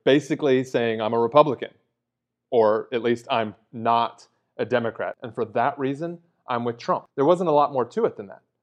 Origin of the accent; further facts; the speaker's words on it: United States; as an American